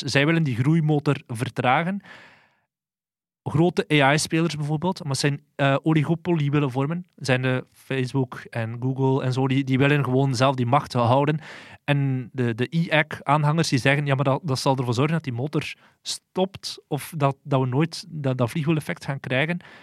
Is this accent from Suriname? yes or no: no; Flanders, Belgium; ons als Vlamingen